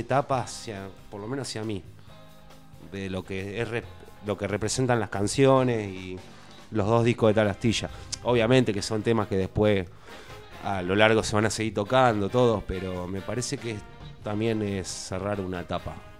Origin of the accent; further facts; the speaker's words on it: Tandil, Buenos Aires Province, Argentina; soy un músico de Tandil, estoy viajando